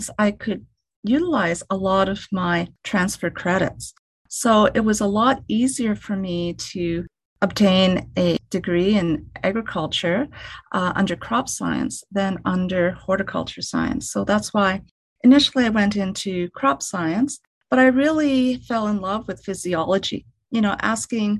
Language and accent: English; Canada; I was born and raised in Canada